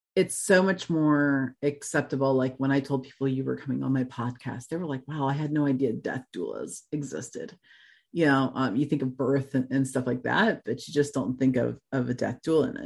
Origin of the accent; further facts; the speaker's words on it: Florida, United States; also born or lived in Tennessee; now in Kettering, Ohio, United States; I grew up in Florida